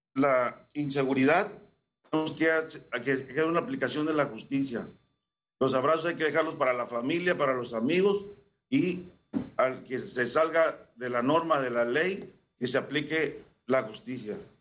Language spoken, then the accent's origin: Spanish; Xicoténcatl, Tamaulipas, Mexico; acá en la región de Cañera, la región cañera de mi pueblo, Jicotencal.